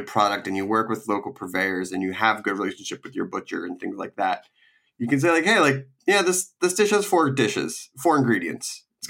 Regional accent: East Coast, United States; when I was growing up on the East Coast

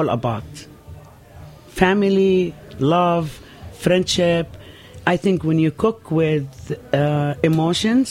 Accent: Nazareth, Northern District, Israel; born or raised there; moved away as an adult; now in New York, United States

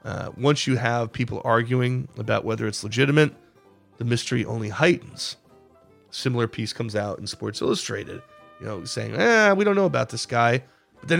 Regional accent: the Adirondack Mountains, New York, United States; the part of the world I grew up in the Adirondack Mountains, a town called Aussable Forks, which has these beautiful gorges. It's a tourist attraction. It's way up in the mountains.

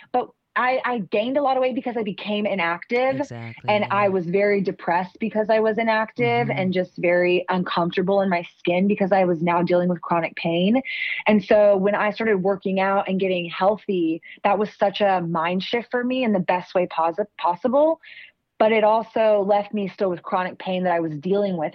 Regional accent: Austin, Texas, United States; growing up in Austin, we are coined the live music capital of the world

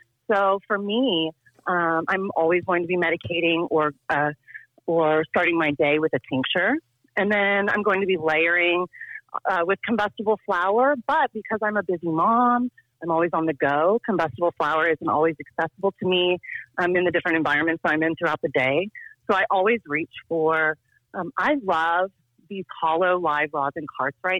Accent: Tulsa, Oklahoma, United States; moved away as an adult; also born or lived in Washington, D.C. / Richmond, Virginia; I grew up in Tulsa

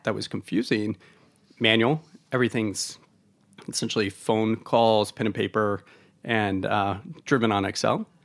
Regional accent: Oregon, United States; moved away; I'm from Oregon originally

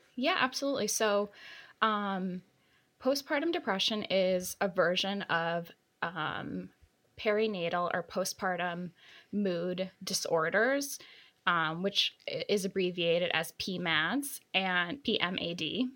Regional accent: New York City, New York, United States; I'm a New Yorker

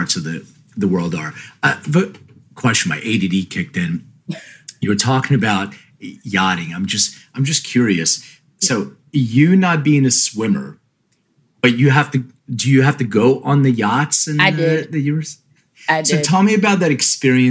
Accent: Philadelphia, Pennsylvania, United States; moved away as an adult; also born or lived in Lithuania; now in Los Angeles, United States; I'm from Philly, but I live

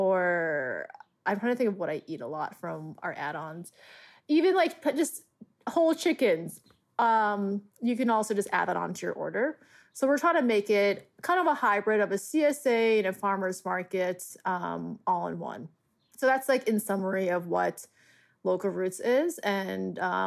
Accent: Long Island, New York, United States; I grew up on Long Island.

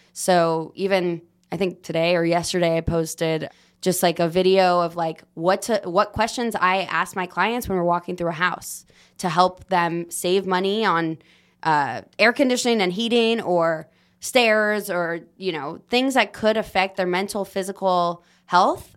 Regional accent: Los Angeles, California, United States; I am born and raised in Los Angeles

